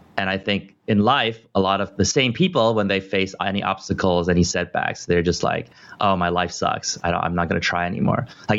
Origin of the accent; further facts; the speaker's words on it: California, United States; also born or lived in Taiwan; I was born in Taiwan and I was little. I lived here for 5 years, so have some relatives and people I still remember. But I think the U.S. and specifically California is my core home.